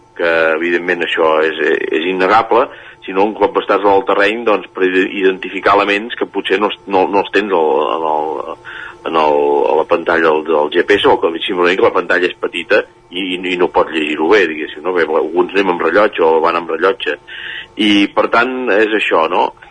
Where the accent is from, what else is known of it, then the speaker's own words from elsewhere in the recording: Manlleu, Catalonia, Spain; jo sóc de Manlleu